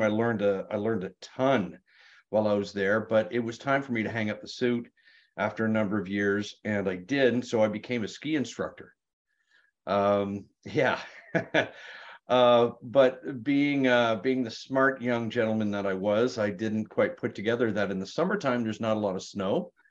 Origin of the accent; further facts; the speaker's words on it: Sarnia, Ontario, Canada; moved away; Sarnia, Ontario, Canada. And I went, "Oh my God, that's my hometown."